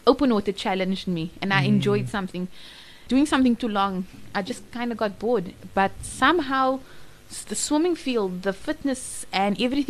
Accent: Cape Town, Western Cape, South Africa; also born or lived in Johannesburg; I was born in Cape Town.

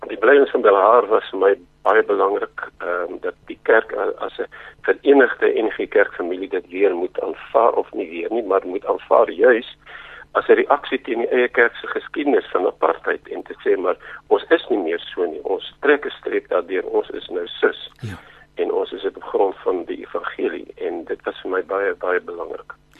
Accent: Zimbabwe; moved away; toe ons groot geword het in Rhodesia

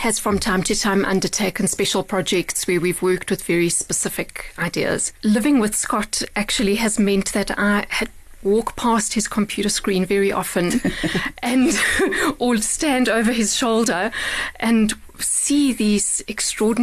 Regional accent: Bulawayo, Zimbabwe; now in Johannesburg, South Africa; based in Bulawayo, which is, you're right, where I was born and raised

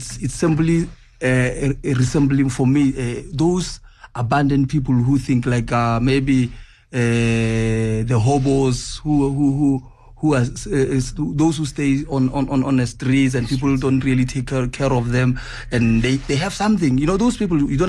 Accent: South Africa; I'm from South Africa

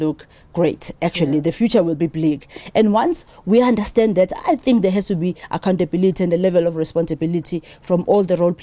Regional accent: South Africa; as South African

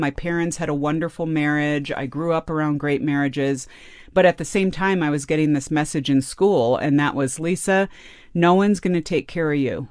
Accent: California, United States; I grew up in California

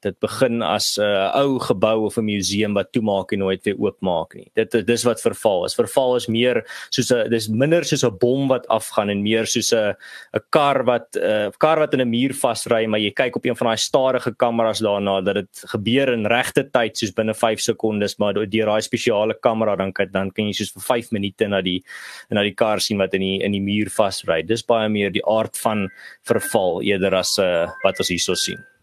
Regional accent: South Africa; Ons as Suid-Afrikaners

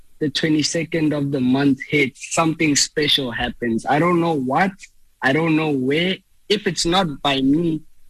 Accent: Soweto, Gauteng, South Africa; moved away as an adult; also born or lived in Duduza, East Rand, South Africa; now in Texas, United States; I grew up in Soweto

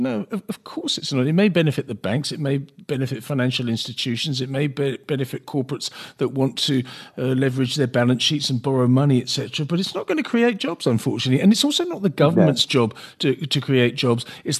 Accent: South Africa; From a personal point of view, as a South African, a proud South African, did you feel despondent yesterday

